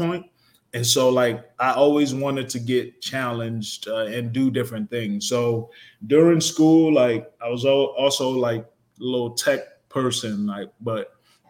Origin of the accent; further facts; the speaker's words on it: Newark, New Jersey, United States; also born or lived in Montclair, New Jersey; I grew up in Newark, New Jersey